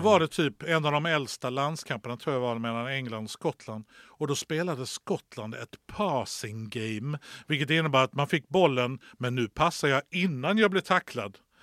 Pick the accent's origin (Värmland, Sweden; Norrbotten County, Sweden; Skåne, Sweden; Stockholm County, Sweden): Skåne, Sweden; Lund; som Lundabo